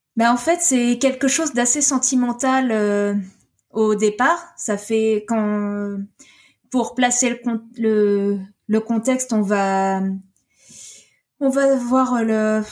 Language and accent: French; France; je suis française, mais je suis frontalière